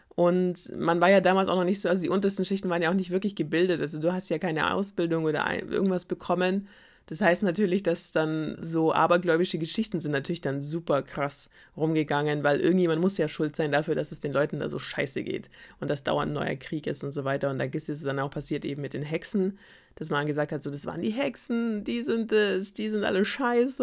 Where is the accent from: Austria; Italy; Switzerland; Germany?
Germany; wir als Deutsche